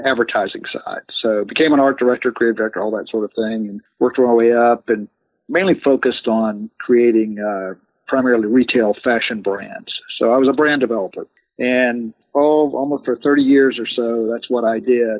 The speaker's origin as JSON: {"language": "English", "town": "Ocala", "region": "Florida", "country": "United States", "tie": "born or raised there", "said": "I grew up in Ocala, Florida"}